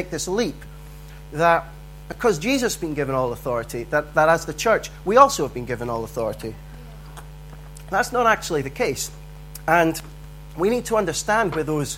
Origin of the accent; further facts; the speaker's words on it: Dundee, Scotland, United Kingdom; I grew up in Dundee